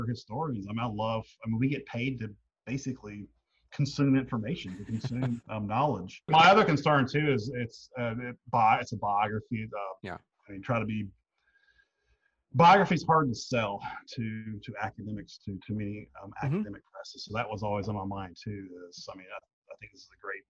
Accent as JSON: {"language": "English", "region": "North Carolina", "country": "United States", "tie": "born or raised there", "said": "Lived most of my childhood, adolescence in North Carolina"}